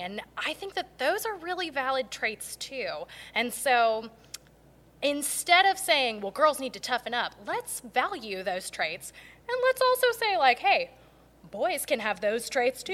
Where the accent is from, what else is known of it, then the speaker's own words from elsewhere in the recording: Garner, North Carolina, United States; I grew up in Garner